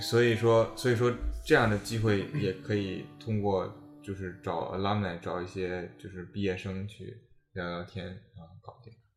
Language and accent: Chinese; Dalian, Liaoning, China; moved away as an adult; now in United States; 我自己大连的哈，我，我嗯。我是大连人